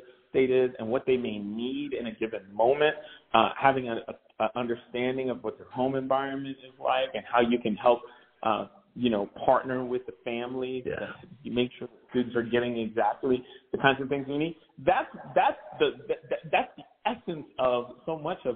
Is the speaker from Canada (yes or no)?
no; Barbados; also born or lived in Philadelphia, Pennsylvania, United States; now in Boston, United States; So I'm originally from Barbados, but I grew up Barbados and Philly.